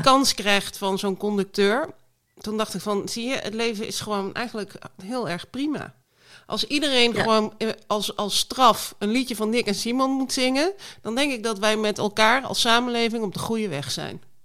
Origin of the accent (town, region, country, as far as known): Belgium; born or raised there; moved away